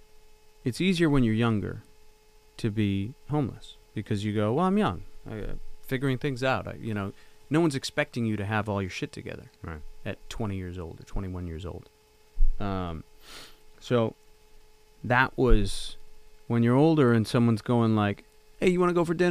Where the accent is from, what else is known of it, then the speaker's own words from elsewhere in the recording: Canada; moved away as an adult; also born or lived in Los Angeles; as a Canadian